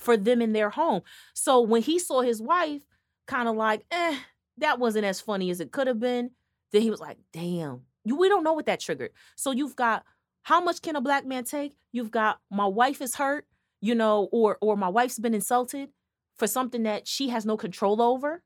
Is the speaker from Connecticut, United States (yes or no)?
yes; Connecticut, United States; we're from Connecticut